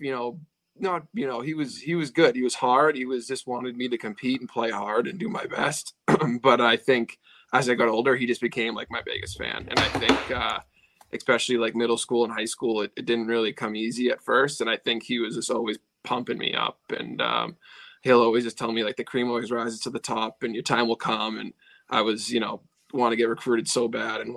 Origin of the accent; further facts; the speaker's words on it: Milton, Massachusetts, United States; growing up in Milton